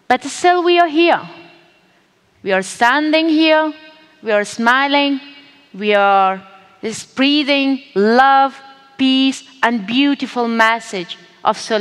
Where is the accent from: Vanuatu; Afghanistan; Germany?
Afghanistan